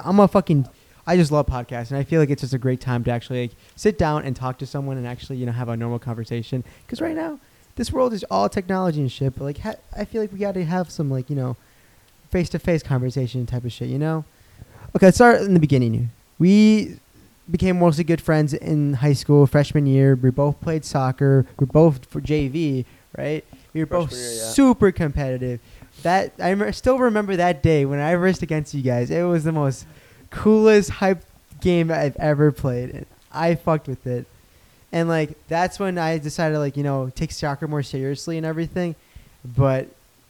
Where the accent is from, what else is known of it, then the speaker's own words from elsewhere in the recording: United States; I'm from Fort